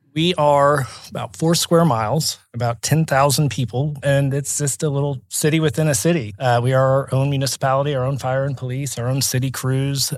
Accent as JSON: {"language": "English", "town": "Oklahoma City", "region": "Oklahoma", "country": "United States", "tie": "born or raised there", "said": "I grew up in Oklahoma City, my parents live in Crown Heights"}